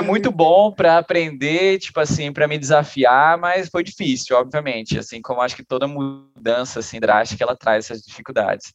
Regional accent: Belém, Pará, Brazil; moved away as an adult; also born or lived in Joinville; now in São Paulo, Brazil; Sou de Belém do Pará, estou aqui em São Paulo agora trabalhando aqui com o Guigui

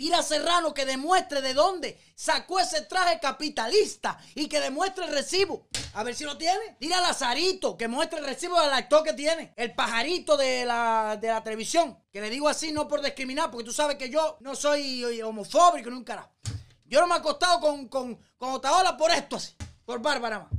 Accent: Cuba; nosotros somos cubanos

